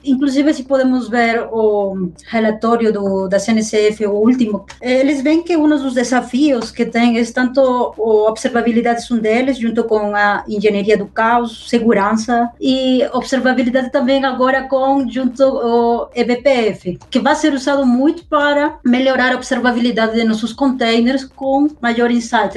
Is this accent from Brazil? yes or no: no; Peru; Portuguese is a second language; moved away; Eu sou originária do Peru, então por isso que eu tenho um pouco de sotaque